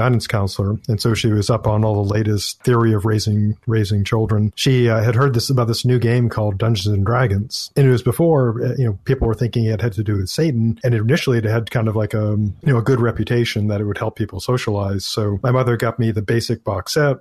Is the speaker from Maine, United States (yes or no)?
yes; Maine, United States; I'm from Maine